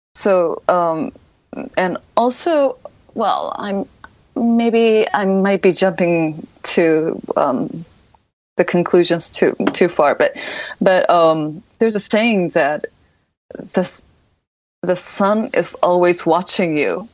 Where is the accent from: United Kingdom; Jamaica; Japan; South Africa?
Japan; I am 100% Japanese